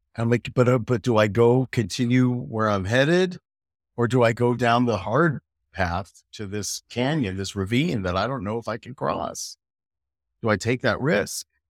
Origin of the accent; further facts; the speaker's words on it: United States; moved away as an adult; also born or lived in United Kingdom; now in Europe; as an American